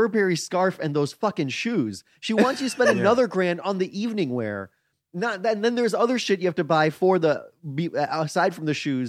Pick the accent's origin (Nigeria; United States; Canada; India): India; Chris is black. I'm Indian.